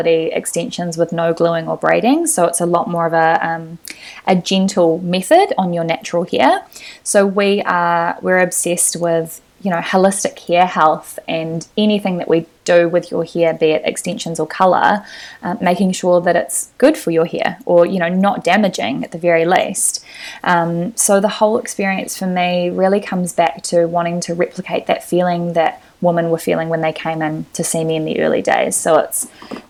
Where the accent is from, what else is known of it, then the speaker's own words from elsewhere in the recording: Lower Hutt, Wellington, New Zealand; moved away as an adult; now in Auckland, New Zealand; I'm from Lower Hutt, so I would visit Wellington a lot to see my family